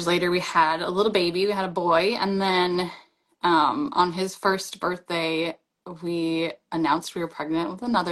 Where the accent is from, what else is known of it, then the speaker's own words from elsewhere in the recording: Arizona, United States; moved away as an adult; also born or lived in Hawaii; I grew up in Arizona